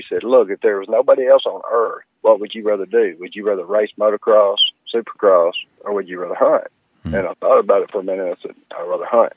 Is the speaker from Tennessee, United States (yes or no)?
yes; Memphis, Tennessee, United States; moved away as an adult; also born or lived in North Mississippi; I grew up in Memphis